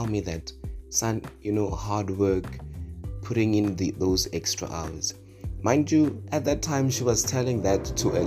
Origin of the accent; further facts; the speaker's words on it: Mokopane, Limpopo, South Africa; Born and raised in Makopane in Limpopo